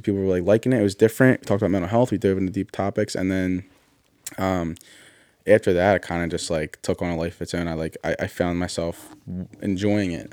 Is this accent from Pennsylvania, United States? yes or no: yes; Philadelphia, Pennsylvania, United States; I grew up in Northeast Philly